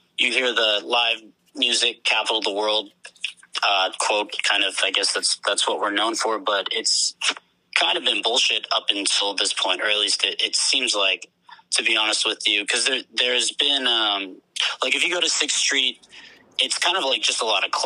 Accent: Austin, Texas, United States; I'm from Austin, Texas

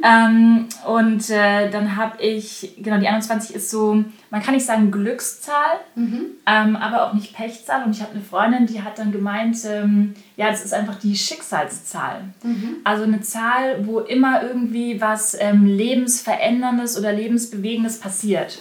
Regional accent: Bavaria, Germany; now in Berlin, Germany; ich komme ja aus Bayern

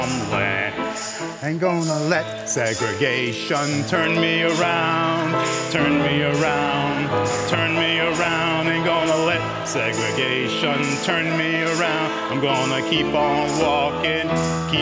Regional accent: Tulsa, Oklahoma, United States; also born or lived in Muskogee, Oklahoma; I was born in Muskogee, Oklahoma, and I grew up in Tulsa, which was called the oil capital of the world at the time.

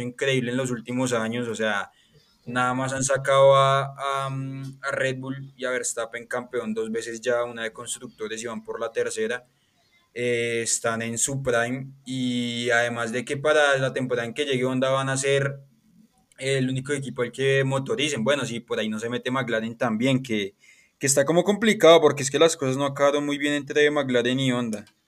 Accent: Colombia; soy colombiano

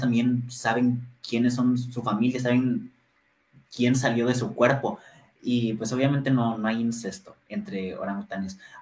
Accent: Ciudad Victoria, Tamaulipas, Mexico; soy de Ciudad Victoria, Tamaulipas.

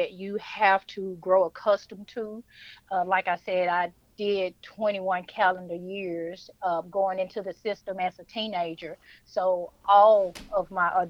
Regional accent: Memphis, Tennessee, United States; now in Ash Flat, United States; I am originally from Memphis, Tennessee, but I live in Arkansas right now in Ash Flat

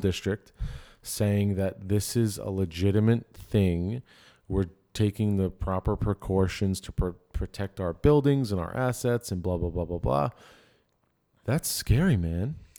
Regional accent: Dix Hills, New York, United States; I'm from Dick Sales

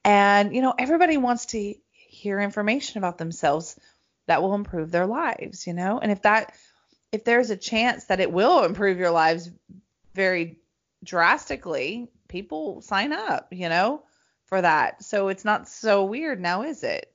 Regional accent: Greenbrier, Tennessee, United States; I'm from Nashville, Tennessee, right? I'm from a little town

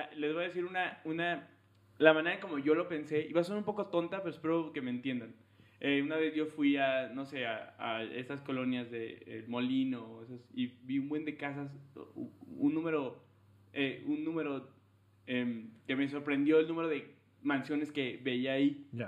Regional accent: León, Guanajuato, Mexico; yo que nací en León

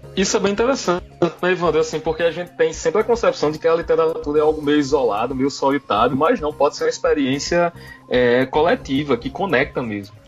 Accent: Paraíba, Brazil; sou paraibano

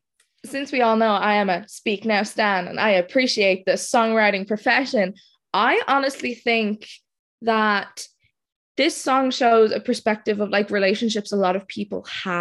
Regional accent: Dublin, Leinster, Ireland; I'm actually from Ireland. I'm from Dublin, so it's like really late here now

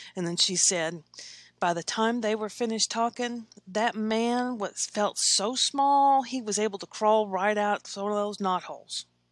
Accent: Versailles, Kentucky, United States; now in Lexington, United States; I grew up in Versailles, Kentucky. It's a small town

